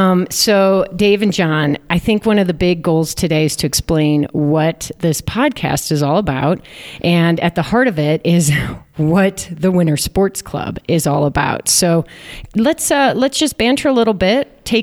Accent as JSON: {"language": "English", "region": "Midwest", "country": "United States", "moved": "yes", "lives_now": "Steamboat Springs, United States", "said": "I'm from the Midwest"}